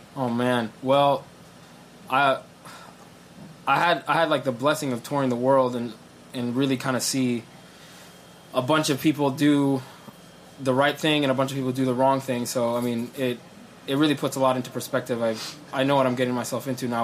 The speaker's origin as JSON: {"language": "English", "country": "Sudan", "also_born_or_lived": "Ohio", "moved": "yes", "lives_now": "New York, United States", "said": "I'm originally from Sudan"}